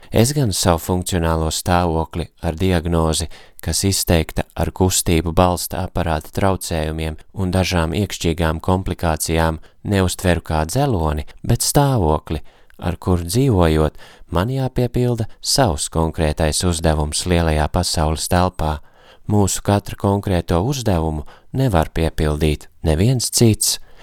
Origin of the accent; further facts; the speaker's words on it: Latvia; esmu no Latvijas